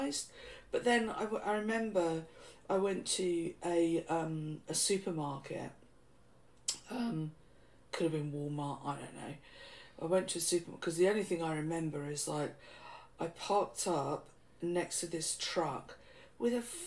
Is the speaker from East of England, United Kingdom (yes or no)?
yes; Bedford, East of England, United Kingdom; moved away as an adult; also born or lived in San Antonio, Texas; I'd been like born and bred in Bedford, never even gone on a foreign holiday.